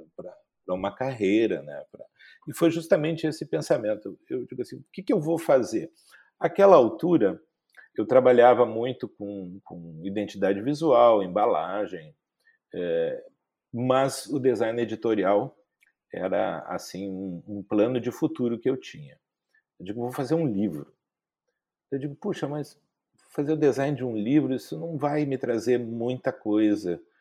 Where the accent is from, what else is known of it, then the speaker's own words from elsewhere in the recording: Porto Alegre, Rio Grande do Sul, Brazil; also born or lived in Santo Ângelo; eu sou gaúcho, eh, de Porto Alegre. Eh, não nasci em Porto Alegre, nasci em Santo Ângelo, nas missões eh, rio-grandenses, mas, mas aí estou em Porto Alegre desde os dois anos.